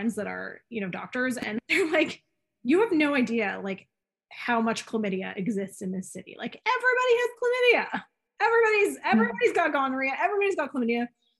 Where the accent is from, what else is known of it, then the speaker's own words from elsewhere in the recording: Canada; we're Canadian and we grow up with a certain social responsibility inherently in us.